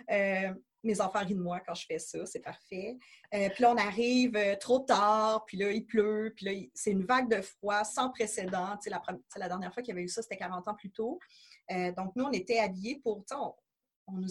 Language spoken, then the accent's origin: French; Quebec, Canada; chez nous à Québec